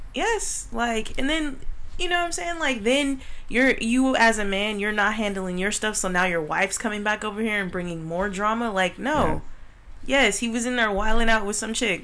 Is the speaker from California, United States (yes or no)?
yes; California, United States; we are from California